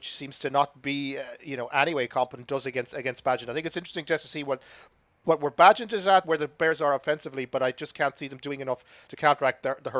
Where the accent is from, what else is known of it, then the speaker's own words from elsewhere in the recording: Athlone, Westmeath, Ireland; moved away; Heading back to the homestead to Athlone